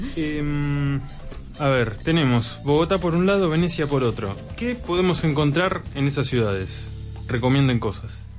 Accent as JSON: {"language": "Spanish", "country": "Argentina", "said": "los argentinos"}